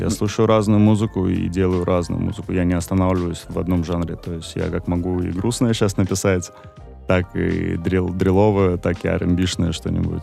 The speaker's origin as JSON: {"language": "Russian", "town": "Baku", "country": "Azerbaijan", "tie": "born or raised there", "said": "я сам родом из Баку"}